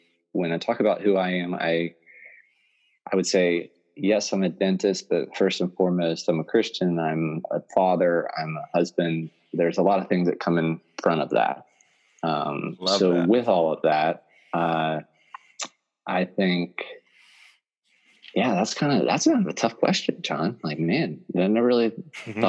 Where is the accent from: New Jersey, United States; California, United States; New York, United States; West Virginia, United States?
West Virginia, United States; moved away as an adult; now in Pennsylvania, United States; I'm originally from West Virginia. I'm born and raised there, did all my schooling there. Moved to Pennsylvania about 10 years ago